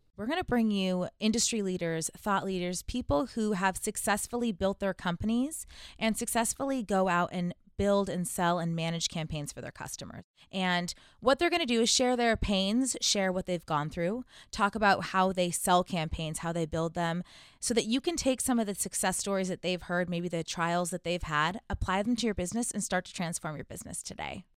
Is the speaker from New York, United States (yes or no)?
no; Southern California, United States; I'm from Southern California